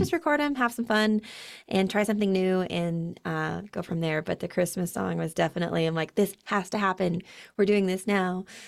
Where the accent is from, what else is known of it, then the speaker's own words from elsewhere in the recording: Utah, United States; I'm born and raised in Utah.